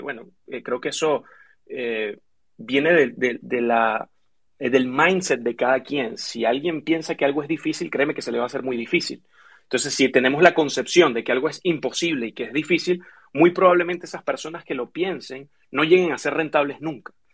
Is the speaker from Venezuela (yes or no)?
yes; Venezuela; moved away as an adult; now in United States; yo soy originalmente de Venezuela, vivo hace cinco años en Estados Unidos